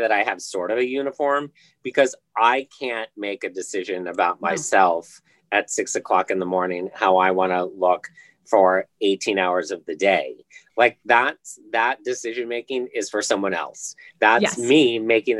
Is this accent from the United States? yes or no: yes; Indiana, United States; moved away; I'm from Indiana originally.